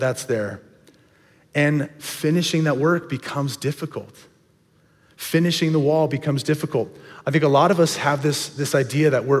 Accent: Cornelius, Oregon, United States; My family, we grew up over in Cornelius area, and we went to the small little church, Dilley Bible Church

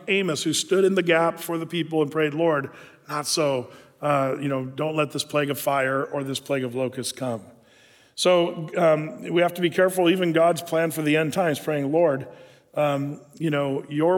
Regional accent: United States; as an American citizen

